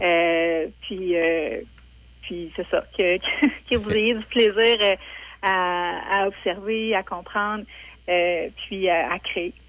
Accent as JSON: {"language": "French", "town": "Saint-Raymond", "region": "Quebec", "country": "Canada", "said": "je viens de Saint-Raymond."}